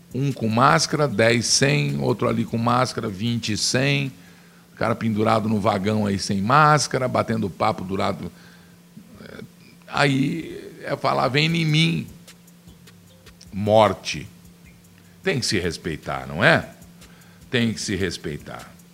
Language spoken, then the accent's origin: Portuguese; Piracicaba, São Paulo, Brazil; eu sou de Piracicaba, eu conheço muito ali